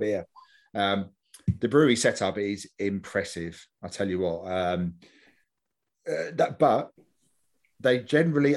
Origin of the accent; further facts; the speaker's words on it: London, United Kingdom; I grew up in Stoke Newington